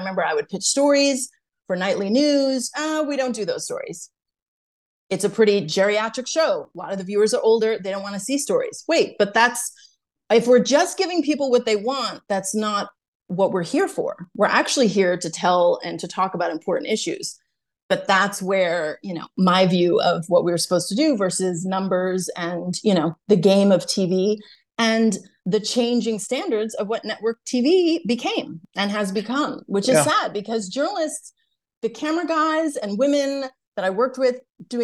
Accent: Brookline, Massachusetts, United States; I'm from Brookline, Massachusetts

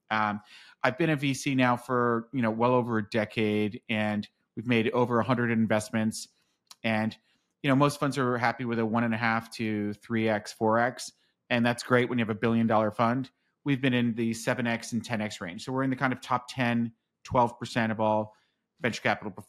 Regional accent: San Francisco, California, United States; now in Austin, United States; And I'm a transplant from San Francisco

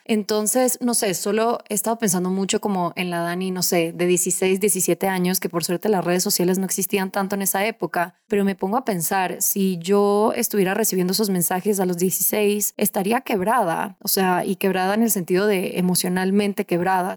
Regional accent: Ecuador; en mi país, Ecuador

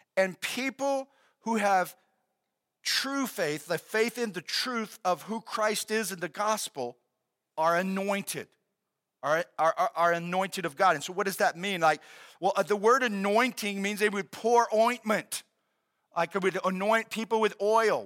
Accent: United States

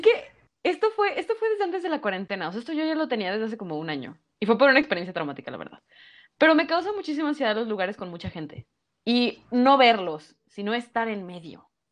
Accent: Mexico; somos buenos mexicanos

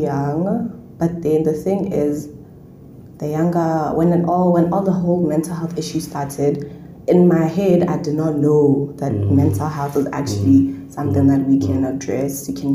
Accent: Botswana; moved away as an adult; I'm from Botswana

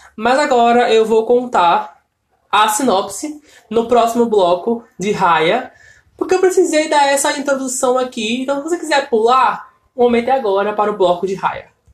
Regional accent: Brazil; sendo brasileiro

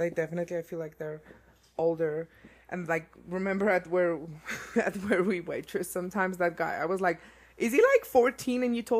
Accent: South Africa; moved away as an adult; now in Colorado, United States; Growing up in South Africa

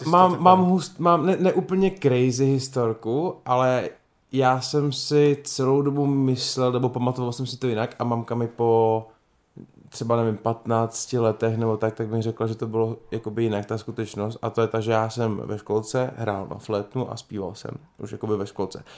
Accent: Havířov, Moravian-Silesian Region, Czechia; já jsem vyrůstal v Havířově na Trojce, v pan, na sídlišti

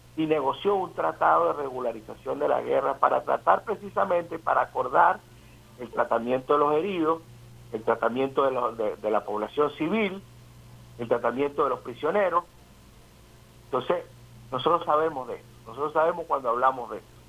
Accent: Venezuela; como nosotros, como los venezolanos

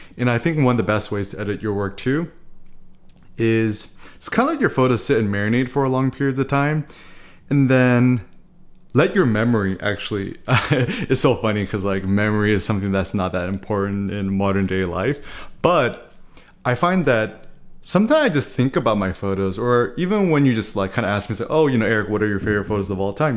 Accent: United States; as an American

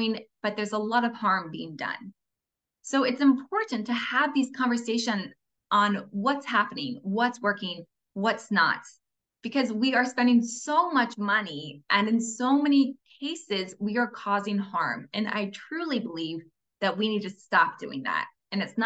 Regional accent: Fort Wayne, Indiana, United States; I grew up in Fort Wayne, Indiana. It's Midwest America

